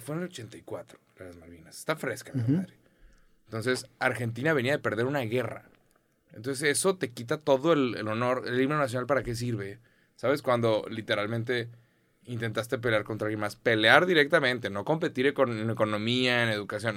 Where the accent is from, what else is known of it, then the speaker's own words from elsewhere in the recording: Mexico; soy mexicano